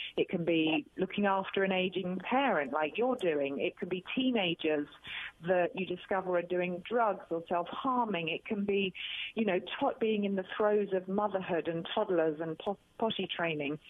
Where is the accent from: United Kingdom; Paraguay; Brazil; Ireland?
United Kingdom; accent: British; I'm a Brit.